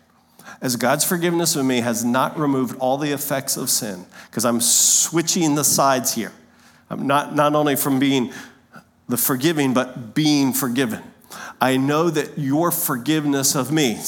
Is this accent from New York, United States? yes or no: no; Lancaster, Pennsylvania, United States; moved away; we grew up in Lancaster, Pennsylvania